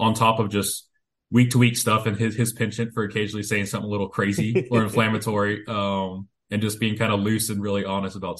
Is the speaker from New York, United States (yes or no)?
no; Denver, North Carolina, United States; also born or lived in Chapel Hill, North Carolina; I am a North Carolina guy, born and bred. I grew up near Charlotte in Denver, North Carolina, which is not the Colorado one